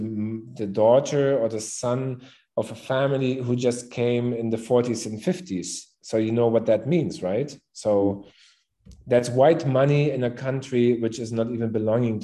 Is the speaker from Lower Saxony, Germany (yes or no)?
no; Berlin, Germany; also born or lived in Cape Town; I'm born and raised in Berlin